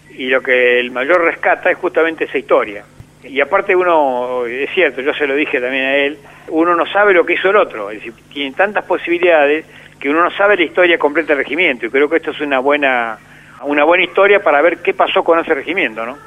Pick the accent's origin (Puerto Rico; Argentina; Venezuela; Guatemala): Argentina; estuve un año viviendo acá en mi pueblo, en Obre